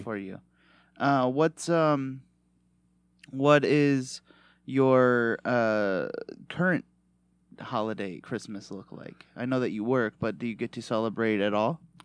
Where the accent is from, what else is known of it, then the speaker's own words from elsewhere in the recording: Michigan, United States; accent: Michigan; my Michigan accent